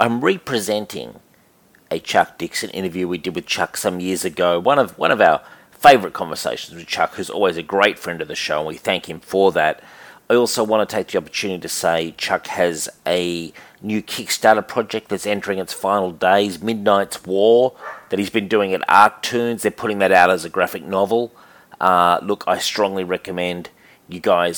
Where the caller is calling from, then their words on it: Sydney, New South Wales, Australia; I'm calling from Sydney, Australia